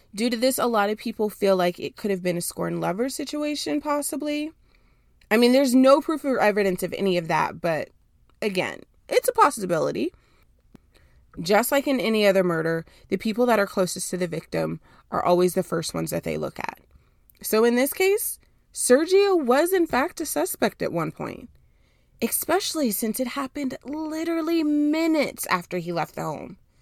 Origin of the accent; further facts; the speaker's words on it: Dallas, Texas, United States; also born or lived in Houston, Texas; I was born and raised in Dallas for most of my life